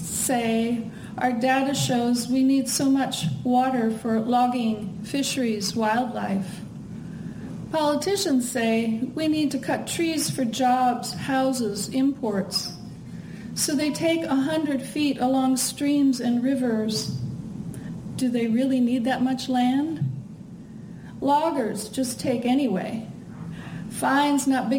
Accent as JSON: {"language": "English", "region": "Midwest", "country": "United States", "moved": "yes", "said": "I'm from the Midwest"}